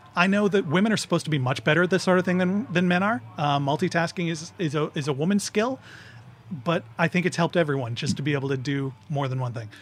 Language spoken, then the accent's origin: English; Grimsby, Ontario, Canada; moved away; I'm from Grimsby.